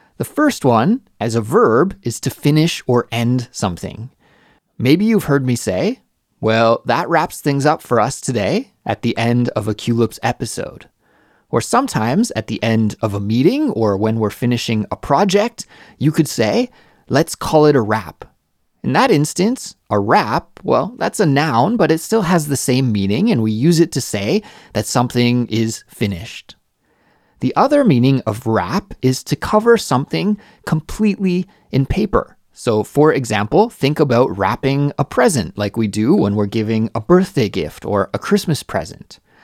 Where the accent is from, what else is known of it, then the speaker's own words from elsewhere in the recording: Canada; Canada, my home country